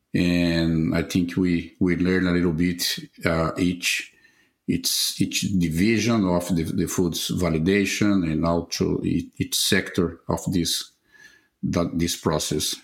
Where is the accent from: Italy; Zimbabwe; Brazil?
Brazil; I was born in Brazil and I graduated in veterinary medicine